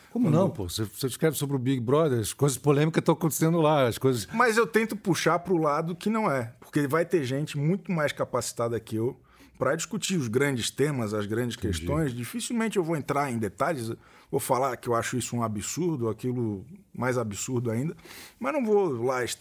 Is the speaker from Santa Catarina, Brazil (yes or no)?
yes; Florianópolis, Santa Catarina, Brazil; Sou de Florianópolis.